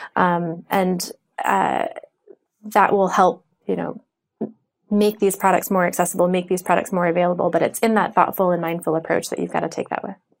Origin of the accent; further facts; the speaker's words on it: United States; I'm American